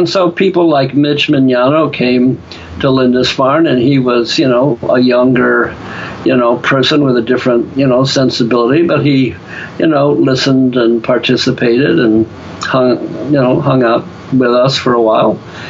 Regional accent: Ireland; I found, just because I'm an Irishman with the gift of gab, that I could turn being an intellectual into what I call a stand-up intellectual.

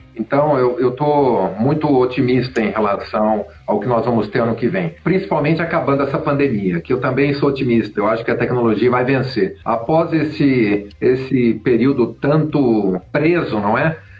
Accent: Brazil; nós, como brasileiros

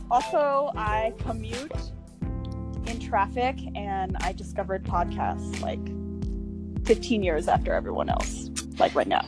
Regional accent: New Jersey, United States; moved away as an adult; also born or lived in North Carolina; now in Los Angeles, United States; So I'm originally from New Jersey. I currently live in Los Angeles, which is pretty crazy to say because it has been my dream to live in California um, for a long time.

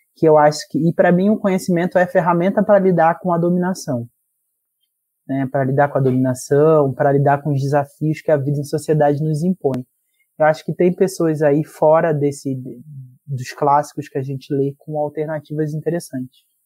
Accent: Rio de Janeiro, Brazil; Eu sou da Zona Oeste do Rio de Janeiro, cresci em Realengo, Padre Miguel, Bangu, por ali

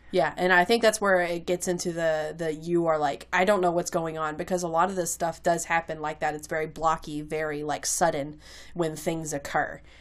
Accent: Kentucky, United States; accent: Kentucky, a little bit of country; that's the Kentucky leaking out into my accent

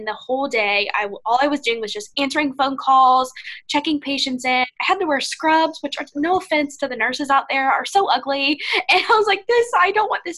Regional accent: Ohio, United States; moved away as an adult; now in Florida, United States; I'm from the Midwest

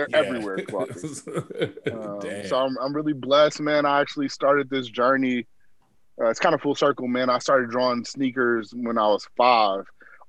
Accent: Berkeley, California, United States; Originally from Berkeley, California, same place as our good old VP. Went to schools that our good old VP went to.

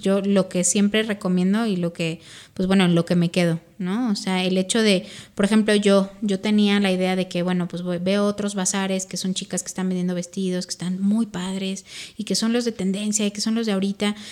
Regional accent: Mexico; also born or lived in Spain; nosotros a lo mejor como como como mexicanos

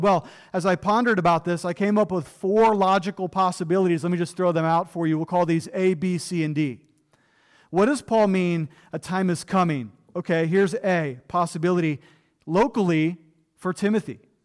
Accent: Ohio, United States; also born or lived in Florida; now in Western Pennsylvania, United States; I grew up in Ohio

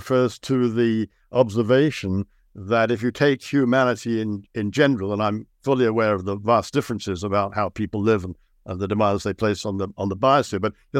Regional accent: London, United Kingdom; moved away as an adult; now in Canada; I came over to Canada from Britain to study at UBC, and I was really struck by how beautiful the environment was. I had grown up in London, a London suburb in the UK, so the contrast was enormous.

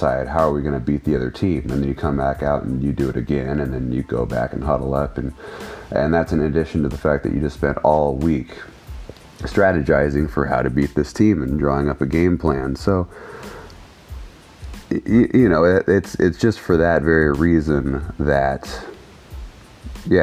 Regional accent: United States; also born or lived in Sacramento; us Americans

